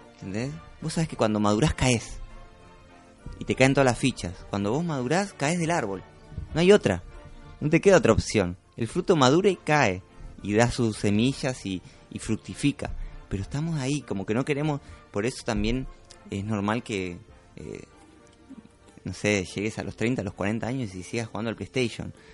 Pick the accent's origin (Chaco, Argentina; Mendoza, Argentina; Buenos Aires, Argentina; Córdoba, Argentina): Buenos Aires, Argentina; moved away as an adult; me crié en Buenos Aires